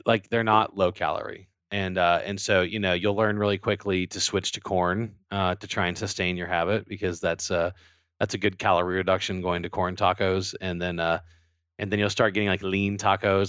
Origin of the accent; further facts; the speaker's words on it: Louisiana, United States; I'm from Louisiana